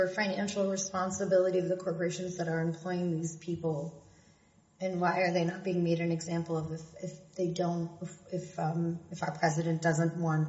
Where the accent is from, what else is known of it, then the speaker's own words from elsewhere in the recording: Pennsylvania, United States; now in New York, United States; where I grew up in Pennsylvania